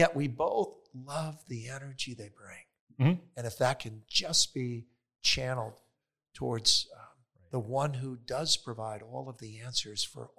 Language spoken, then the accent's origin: English; Wisconsin, United States; So I hail originally from Wisconsin. And moved several times in my life, and eventually entered into the seminary after college.